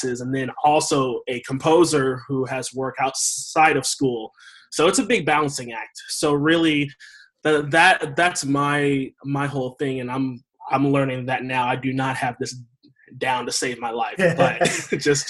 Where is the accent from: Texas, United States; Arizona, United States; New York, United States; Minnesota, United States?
Texas, United States; also born or lived in Charleston, West Virginia; I was raised in Texas. I was actually born in Charleston